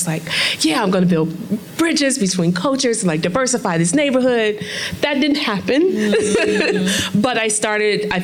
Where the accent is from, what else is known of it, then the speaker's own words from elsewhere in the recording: Chicago, Illinois, United States; I'm from Inglewood, the south side of Chicago